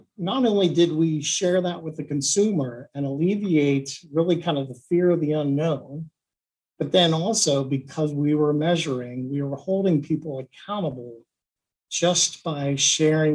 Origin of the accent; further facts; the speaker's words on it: Cincinnati, Ohio, United States; I grew up in Cincinnati.